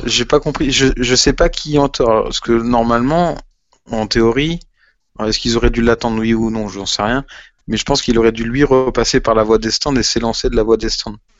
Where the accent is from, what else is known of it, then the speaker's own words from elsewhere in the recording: France; qu'on est français, qu'on aime notre pays